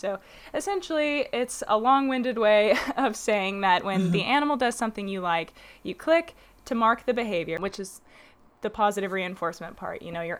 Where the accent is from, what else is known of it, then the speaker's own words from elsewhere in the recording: Little Rock, Arkansas, United States; Yes, I was born and raised in Little Rock, Arkansas, and I decided when I was younger that I just was not a huge fan of the southern accent, so went ahead and opted to not have one.